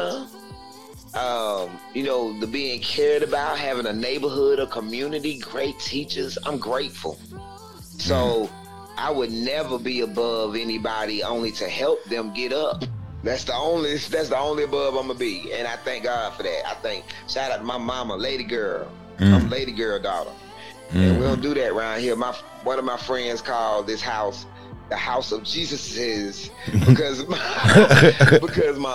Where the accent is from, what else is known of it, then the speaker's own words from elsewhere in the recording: Atlanta, Georgia, United States; I'm born and bred in Atlanta, Georgia.